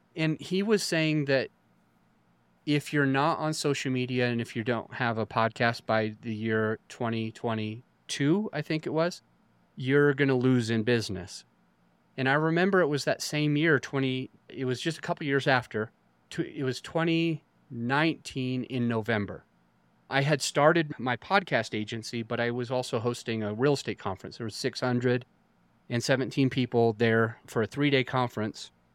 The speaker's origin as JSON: {"language": "English", "region": "Utah", "country": "United States", "tie": "born or raised there", "said": "I grew up in Utah"}